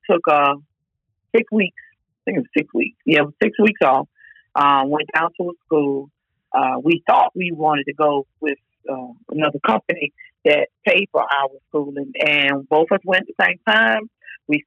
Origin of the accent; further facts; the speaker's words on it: Durham, North Carolina, United States; also born or lived in Richmond, Virginia; I was born in Richmond, Virginia, but I've been in North Carolina since I was three.